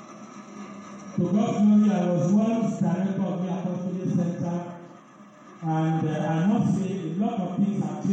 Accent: Lagos, Nigeria; I was born in Lagos, baptized in Lagos, first communion in Lagos, confirmation in Lagos, ordained in Lagos, worked in Lagos

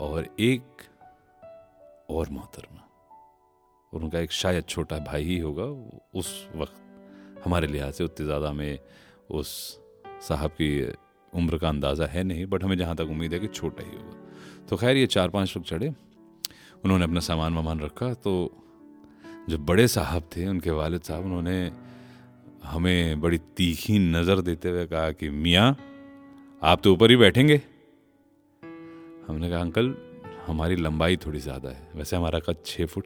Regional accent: Dildarnagar, Uttar Pradesh, India; हमारे गांव या हमारे जंक्शन दिलदार नगर से दिल्ली के जो सफ़र है

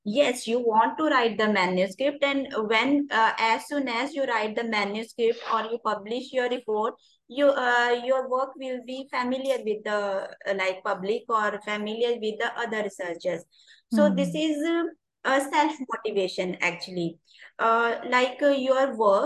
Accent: India

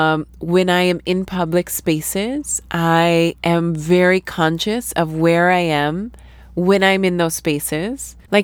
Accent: St. Paul, Minnesota, United States; moved away as an adult; now in India; I am from St. Paul, Minnesota in the U.S.

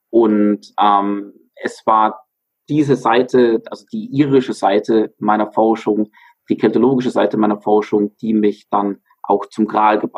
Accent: Bavaria, Germany; born there; bin auch tatsächlich gebürtiger Bayer und ähm, jetzt im Alpenvorland wieder ansässig, nachdem ich zwischendurch zehn Jahre fast im Ausland war

